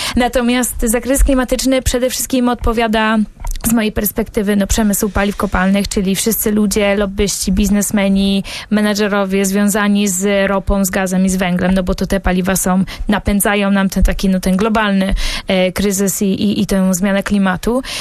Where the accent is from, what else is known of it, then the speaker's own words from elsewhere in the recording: Bydgoszcz, Kuyavian-Pomeranian Voivodeship, Poland; ja pochodzę z Bydgoszczy, tam się urodziłam